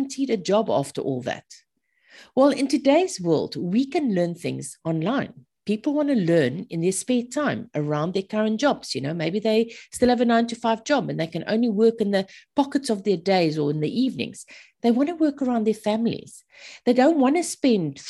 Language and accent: English; South Africa; moved away as an adult; also born or lived in Zimbabwe / Australia; now in Australia and South Africa; I'm actually South African born and bred, married to a Zimbabwean